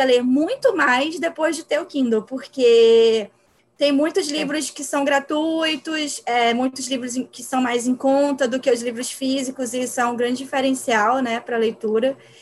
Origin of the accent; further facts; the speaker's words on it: Pernambuco, Brazil; now in Rio de Janeiro, Brazil; Eu sou pernambucana, moro no Rio de Janeiro